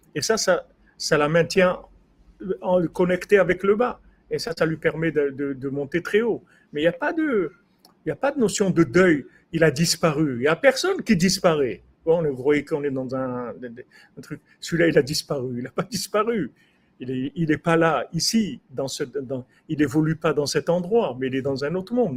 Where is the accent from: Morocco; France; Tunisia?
Morocco; Rabat, Rabat-Salé-Kénitra; moved away; Quand j'étais jeune au Maroc, à Rabat